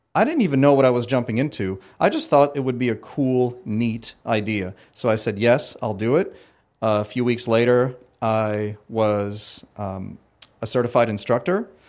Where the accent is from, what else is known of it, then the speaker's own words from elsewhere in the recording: Ottawa, Ontario, Canada; moved away as an adult; also born or lived in Paris, France; now in Myrtle Beach, United States; I was born in Paris, France, and uh, quickly immigrated to Ottawa, Ontario, Canada